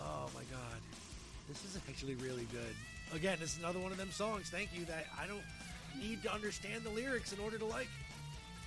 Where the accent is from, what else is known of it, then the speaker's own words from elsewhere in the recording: United States; me as an American